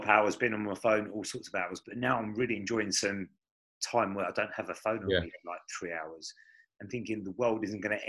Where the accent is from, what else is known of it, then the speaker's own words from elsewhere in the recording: Chatham, South East England, United Kingdom; also born or lived in Gillingham; now in Strood, United Kingdom; I was born in Chatham.